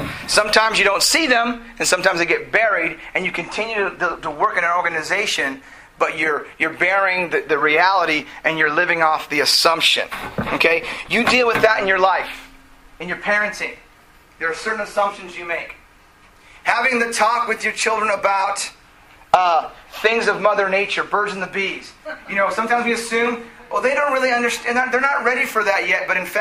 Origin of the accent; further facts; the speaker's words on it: South Gate, California, United States; I grew up in Southgate, so I went back to the what's up to my hometown